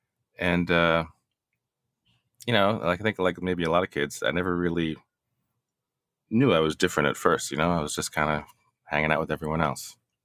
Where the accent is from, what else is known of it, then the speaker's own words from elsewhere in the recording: West Windsor, New Jersey, United States; also born or lived in Brooklyn, New York; So I grew up mostly in West Windsor, New Jersey, right next to Princeton. Princeton Junction is part of West Windsor. So, I mean, I grew up, you know, I was probably the only brown kid around for miles.